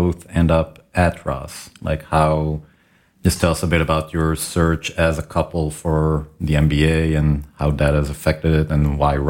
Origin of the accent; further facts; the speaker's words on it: Israel; because my wife and I, we came from Israel.